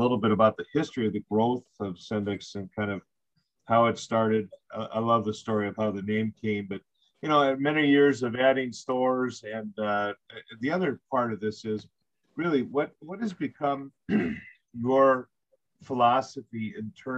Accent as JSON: {"language": "English", "town": "Milwaukee", "region": "Wisconsin", "country": "United States", "tie": "born or raised there", "said": "I grew up in the North Shore of Milwaukee"}